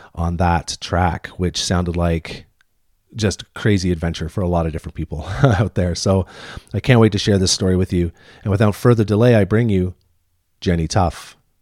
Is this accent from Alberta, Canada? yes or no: no; Deep River, Ontario, Canada; moved away; also born or lived in Whistler / Squamish; I grew up in Ontario, near Ottawa, like, uh, Deep River, Ontario, tiny little town in Ontario.